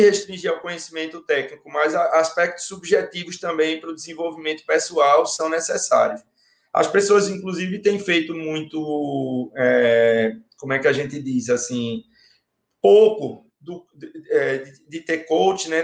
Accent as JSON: {"language": "Portuguese", "town": "Recife", "region": "Pernambuco", "country": "Brazil", "said": "eu sou pernambucano, do Recife"}